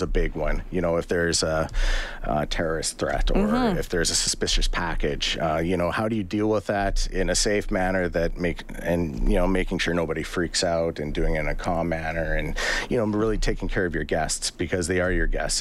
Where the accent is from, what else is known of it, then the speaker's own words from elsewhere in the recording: Edmonton, Alberta, Canada; I grew up in Edmonton, born and raised